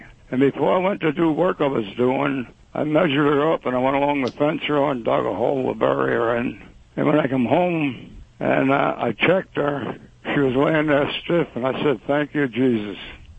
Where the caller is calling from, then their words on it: Lenhartsville, Pennsylvania, United States; The Chrisman's Lake in Lenhartsville.